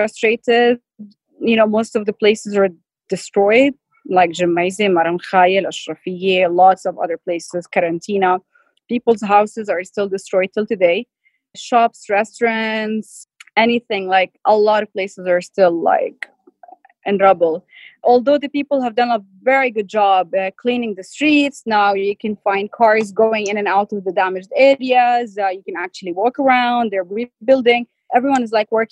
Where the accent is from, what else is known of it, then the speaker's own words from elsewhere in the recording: Saudi Arabia; moved away as an adult; also born or lived in Amman, Jordan / Hangzhou, China / Akkar, Lebanon; now in Lebanon; I'm Lebanese. I'm 100% Lebanese. But I was born and raised in Saudi. So I lived in Saudi Arabia for 26 years.